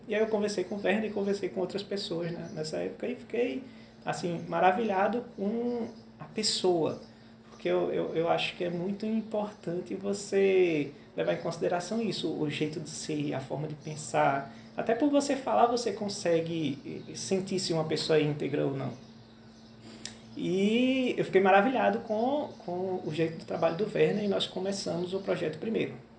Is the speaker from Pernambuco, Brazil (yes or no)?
yes; interior of Pernambuco, Brazil; moved away as an adult; also born or lived in metropolitan region of Recife; Eu sou do interior de Pernambuco, mas já há alguns anos eu vim para a região metropolitana